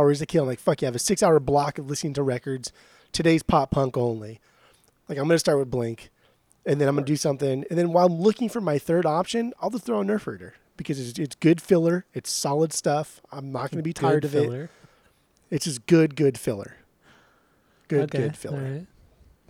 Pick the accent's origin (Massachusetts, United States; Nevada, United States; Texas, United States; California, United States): California, United States; Orange County, Southern; we grew up in the California beach